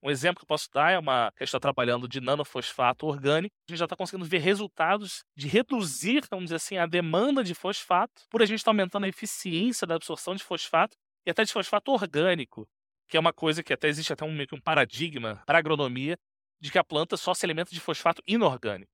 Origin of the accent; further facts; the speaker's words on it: Rio de Janeiro, Brazil; Eu sou natural do Rio